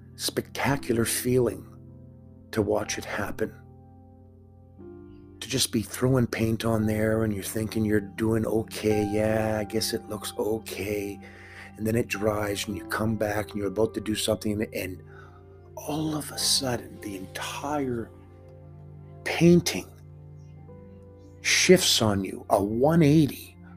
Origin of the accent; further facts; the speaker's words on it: Canada; I'm Canadian.